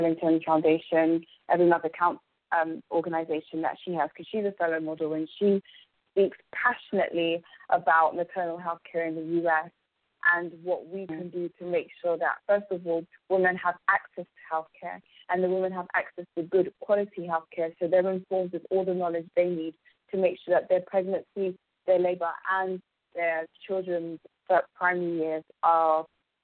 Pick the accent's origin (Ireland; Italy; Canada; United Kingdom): United Kingdom; London; I was born and raised in England